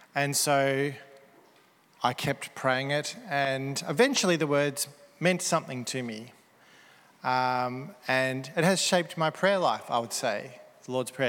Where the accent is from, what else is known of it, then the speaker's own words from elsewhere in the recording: Melbourne, Victoria, Australia; Aussie Melbourne Christians